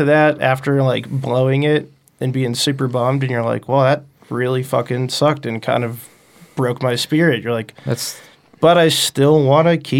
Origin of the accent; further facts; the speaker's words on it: Maine, United States; now in Denver, United States; Yeah, I'm from Maine.